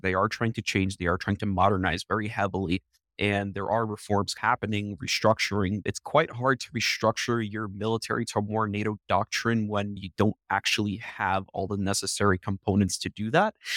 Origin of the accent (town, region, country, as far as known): New York City, New York, United States; born or raised there; moved away as an adult; now in Ukraine